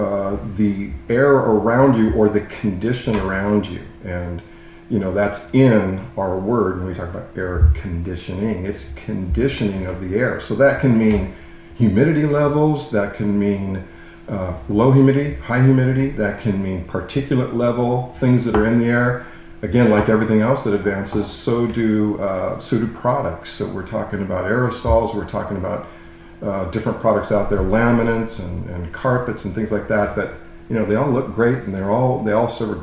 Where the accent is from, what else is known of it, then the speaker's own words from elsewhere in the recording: Southern California, United States; also born or lived in Palm Harbor; I started in the industry, way back in late 80s in Southern California, which is where I'm from